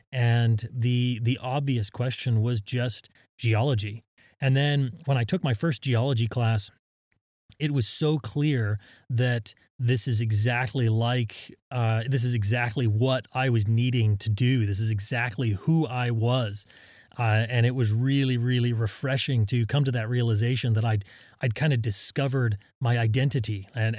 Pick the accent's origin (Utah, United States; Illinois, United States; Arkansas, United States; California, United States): Utah, United States; I was born in Utah, and I grew up in a small town in southern Utah, surrounded by the mountains, and I I spent my childhood hiking and climbing and picking up rocks.